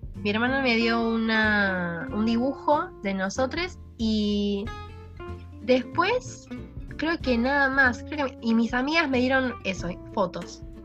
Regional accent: Argentina; now in Spain

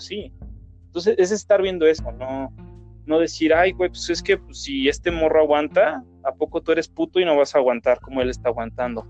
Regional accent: Mexico; todos somos mexicanos

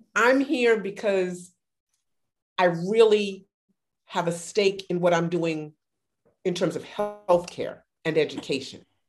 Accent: New York City, New York, United States; now in Atlanta, United States; I'm from Brooklyn, but I've lived here for over 30 years

